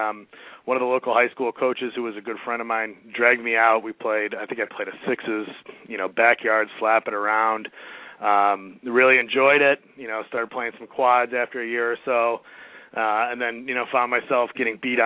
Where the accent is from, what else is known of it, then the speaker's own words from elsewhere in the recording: Chicago, Illinois, United States; accent: Chicago; now in Cincinnati, United States; Growing up in Chicago